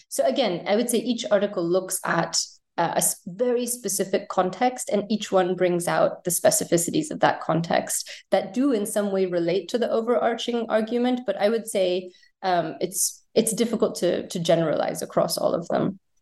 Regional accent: United States; moved away as an adult; also born or lived in United Kingdom; I was born in the States and grew up there, and then wound up studying in the UK

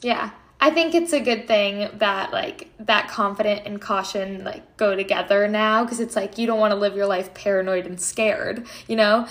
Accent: Connecticut, United States; I'm from Connecticut

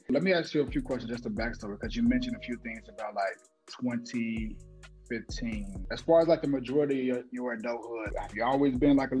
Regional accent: Chicago, Illinois, United States; now in Dallas, United States; I'm Chicago originally. Then I moved down here to Dallas.

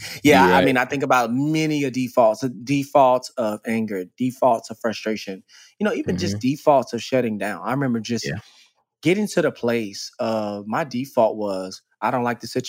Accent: Dallas, Texas, United States; I grew up in Dallas, Texas.

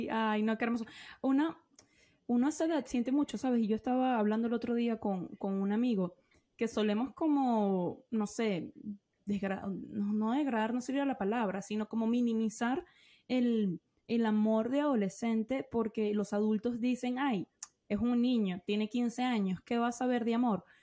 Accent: Medellín, Antioquia, Colombia; moved away as an adult; now in Australia; Yo soy de Medellín, de la ciudad de Medellín.

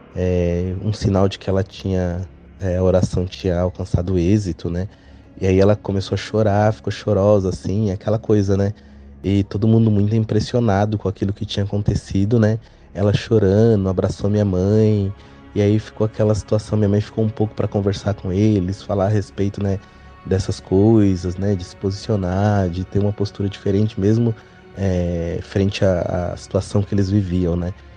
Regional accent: Ferraz de Vasconcelos, São Paulo, Brazil; also born or lived in Bom Jesus da Lapa, Bahia; nós morávamos em Ferraz de Vasconcelos, que é onde eu nasci

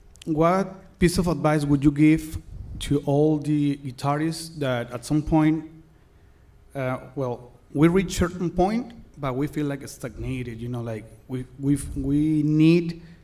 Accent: Mexico; I'm from Mexico.

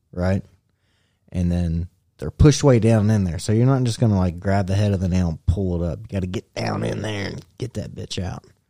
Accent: United States; as American

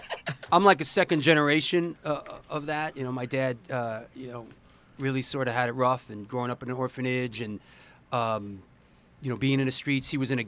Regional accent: New York City, New York, United States; also born or lived in Forest Hills, Queens; I was born in Forest Hills, and I grew up in Manhattan and in the Bronx. I went to John F. Kennedy High School in the Bronx, in Kingsbridge for a while.

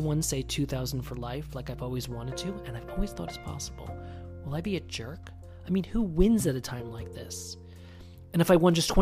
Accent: Springfield, United States; now in Hudson Valley, United States; I grew up in Springfield

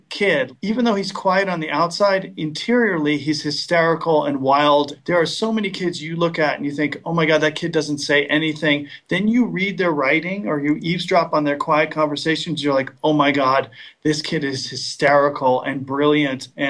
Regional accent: Westport, Connecticut, United States; moved away; my hometown of Westport, Connecticut

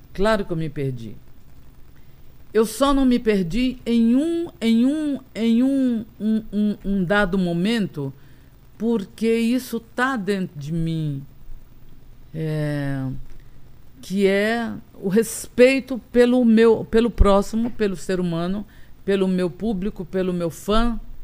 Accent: Tambaú, Paraíba, Brazil; eu nasci em Tambaú

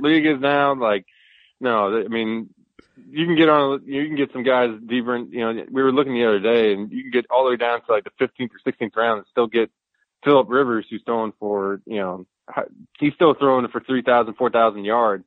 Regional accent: St. Louis, Missouri, United States; I grew up in St. Louis

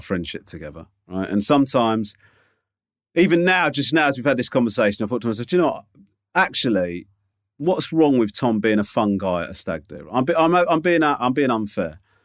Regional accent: United Kingdom; being British

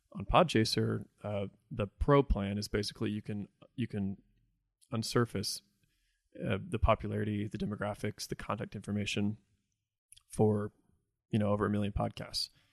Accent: Evansville, Indiana, United States; also born or lived in Jacksonville, Florida; I was born in Florida, in Jacksonville. Uh, I lived there till I was ten. And then I moved to Evansville, Indiana. Uh, and I identify as a Hoosier.

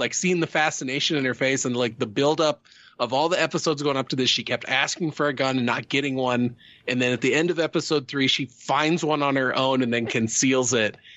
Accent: Midwest, United States; I grew up in the Midwest

